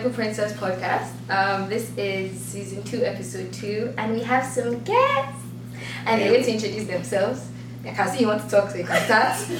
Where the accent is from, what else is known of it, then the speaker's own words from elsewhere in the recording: Nigeria; moved away as an adult; now in Vancouver, Canada; I was born in Nigeria, came here 2015 2015, yes, 2015 for university